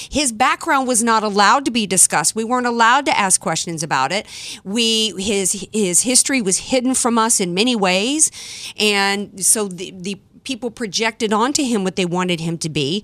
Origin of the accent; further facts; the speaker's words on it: Deep South, United States; moved away; I was born and raised in the Deep South